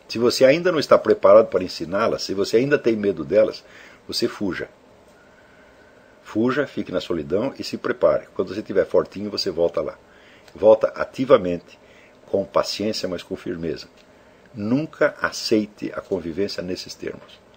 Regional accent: Teresina, Piauí, Brazil; Eu sou de Teresina, capital do Piauí, e vejo que a quase totalidade dos membros da minha cidade se comunica a partir de um conjunto de símbolos linguísticos muito reduzido e empobrecido

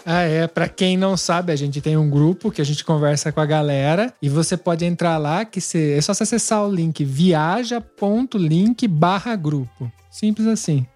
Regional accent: Brazil; moved away as an adult; now in Italy; a gente saiu do Brasil com o objetivo de mudar de país

